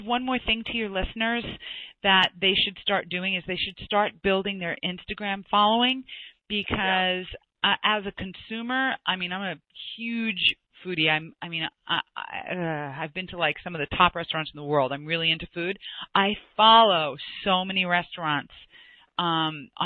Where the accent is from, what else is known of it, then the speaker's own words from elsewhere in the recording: New York, United States; I'm from New York